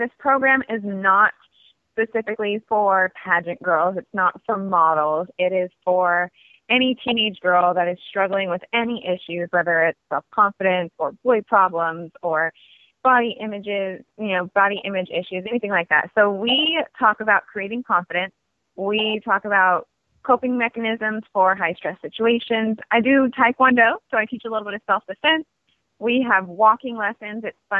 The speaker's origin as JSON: {"language": "English", "region": "California", "country": "United States", "tie": "born there", "also_born_or_lived": "Germany / Hong Kong / Oregon / Washington", "lives_now": "Los Angeles, United States", "said": "but I've lived all over. Germany, Hong Kong, California. Originally, I was born in California. Also, Oregon, Washington, and New York."}